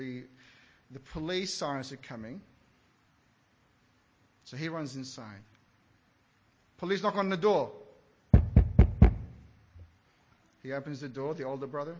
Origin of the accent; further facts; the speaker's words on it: Iraq; moved away; Growing up in Iraq